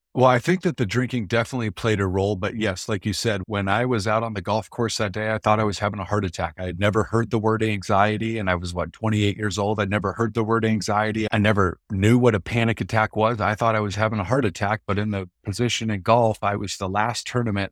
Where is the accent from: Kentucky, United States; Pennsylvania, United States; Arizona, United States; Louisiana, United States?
Arizona, United States; Mesa; I grew up out here in East Mesa, Phoenix, Arizona